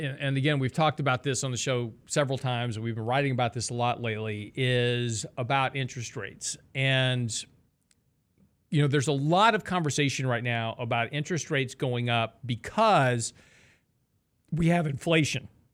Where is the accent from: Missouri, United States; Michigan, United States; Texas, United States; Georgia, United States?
Texas, United States; I'm from Texas